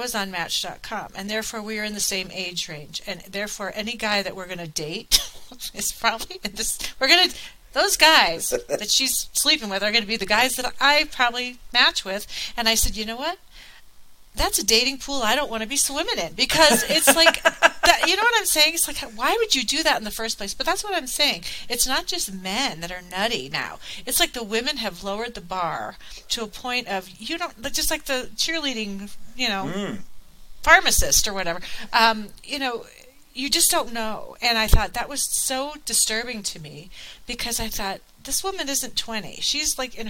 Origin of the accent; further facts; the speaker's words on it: Colorado, United States; moved away as an adult; also born or lived in Virginia; I moved back to Colorado from Virginia in 2014.